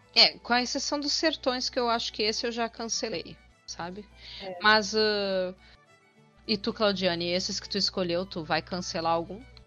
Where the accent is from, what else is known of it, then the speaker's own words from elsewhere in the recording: Rio Grande do Sul, Brazil; eu sou gaúcha